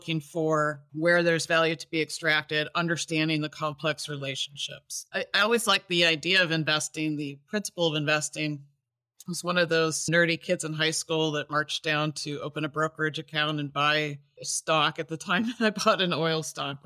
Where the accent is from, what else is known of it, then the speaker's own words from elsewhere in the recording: United States; moved away; also born or lived in Toronto, Canada / Vancouver, Canada; I'm actually originally from the States